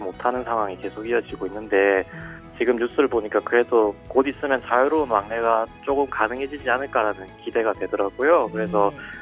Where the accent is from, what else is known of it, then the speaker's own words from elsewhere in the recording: Busan, South Korea; moved away as an adult; now in Fukuoka, Japan; 저는 한국 부산에서 온